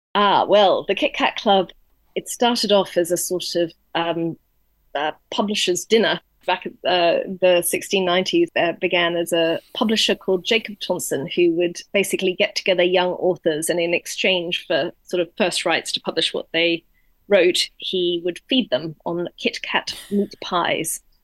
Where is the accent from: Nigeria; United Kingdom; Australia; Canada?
Australia; moved away; I'm originally Australian